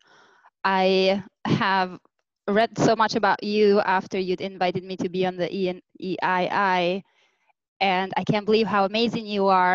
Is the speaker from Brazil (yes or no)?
no; Albania; English is a second language; moved away as an adult; also born or lived in New York, United States; now in United States; I am originally from Albania. I grew up there. I came here in the United States about, when I was 22